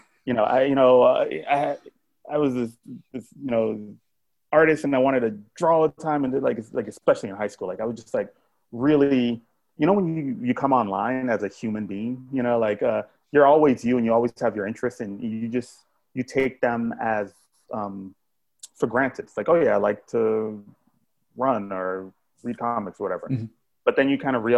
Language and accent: English; Miami, Florida, United States; I grew up in Miami